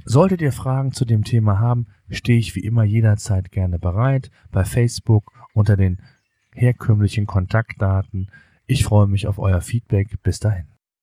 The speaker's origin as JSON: {"language": "German", "country": "Germany", "said": "bei uns in Deutschland"}